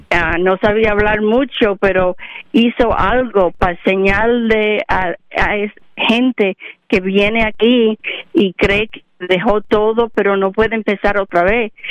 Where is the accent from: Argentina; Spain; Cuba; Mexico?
Cuba; mujeres como mí, cubanas, eh, cubana, hispanic